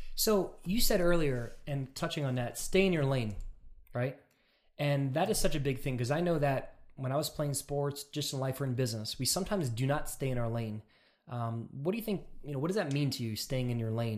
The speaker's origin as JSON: {"language": "English", "region": "New York and Long Island", "country": "United States", "said": "I'm from New York and Long Island"}